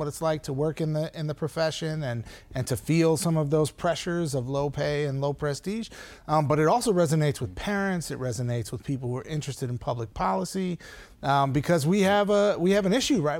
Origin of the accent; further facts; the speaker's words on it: Saint Paul, Minnesota, United States; moved away; I grew up in Saint Paul, Minnesota